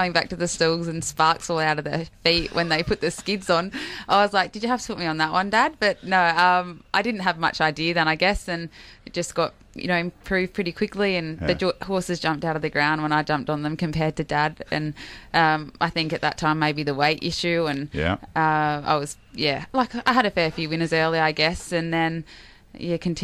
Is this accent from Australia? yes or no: yes; Port Pirie, South Australia, Australia; I was born in Port Pirie, country, South Australia, and he was a postman